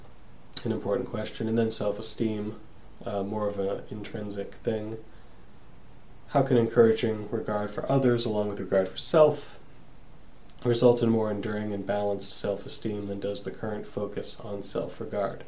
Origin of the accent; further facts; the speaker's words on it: Massachusetts, United States; the church I grew up in here in Massachusetts